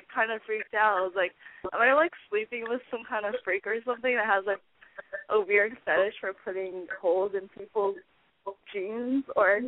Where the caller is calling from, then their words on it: Los Angeles, California, United States; I'm 23 and I'm calling from LA.